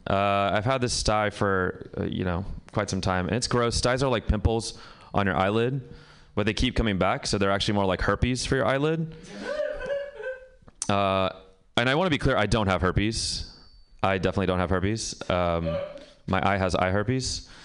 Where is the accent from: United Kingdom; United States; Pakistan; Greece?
Pakistan; I'm Pakistani, actually.